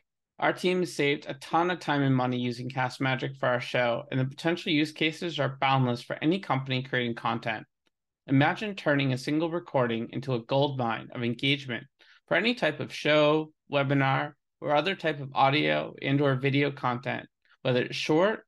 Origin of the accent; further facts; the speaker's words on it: Boston, Massachusetts, United States; now in Los Angeles, United States; I'm from Boston. So New England's near and dear to my heart